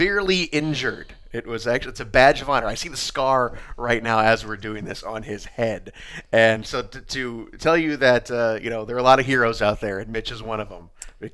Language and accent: English; Fort Wayne, Indiana, United States; we all grew up Comet fans. You know, we're all from Fort Wayne